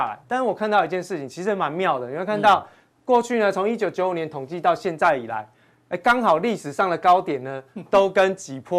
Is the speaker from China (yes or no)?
no; Taiwan; 这也跟我们台湾人操作的习性很像哦